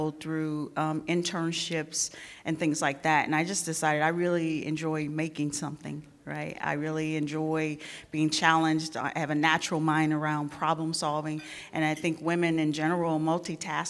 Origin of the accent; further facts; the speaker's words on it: St. Louis, Missouri, United States; I grew up in St. Louis